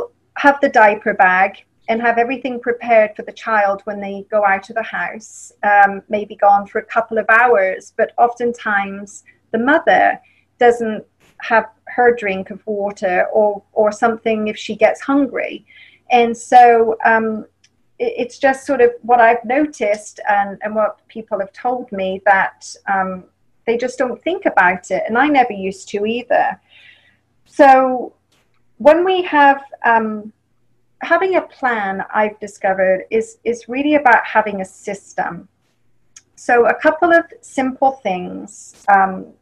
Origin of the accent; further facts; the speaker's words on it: England, United Kingdom; accent: English; moved away; And I'm from England